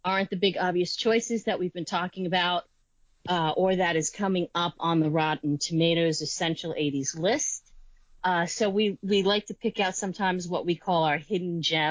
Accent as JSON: {"language": "English", "region": "New York", "country": "United States", "said": "I'm from New York"}